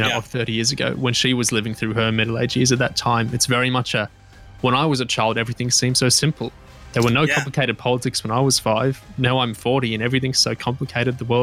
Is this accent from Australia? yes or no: yes; Australia; I'm Australian, not British